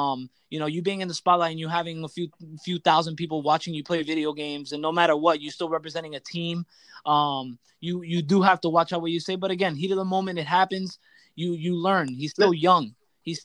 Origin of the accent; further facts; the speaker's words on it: Puerto Rico; I'm Puerto Rican